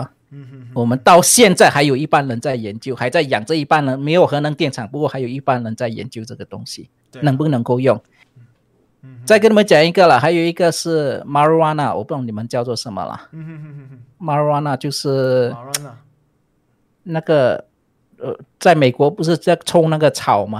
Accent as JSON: {"language": "Chinese", "country": "Malaysia", "said": "我我们是在附近的。"}